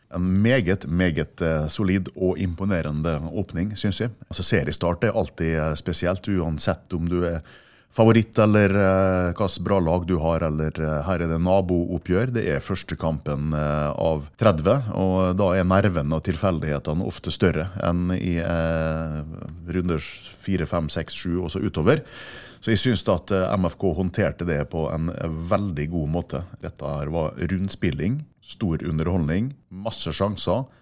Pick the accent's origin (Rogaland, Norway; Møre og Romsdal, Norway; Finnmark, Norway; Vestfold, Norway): Møre og Romsdal, Norway; Ålesund; born there; Jeg er født i Ålesund.